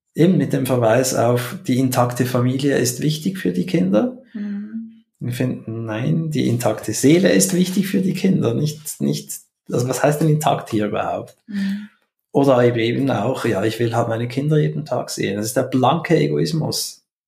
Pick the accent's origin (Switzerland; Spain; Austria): Switzerland; als Schweizer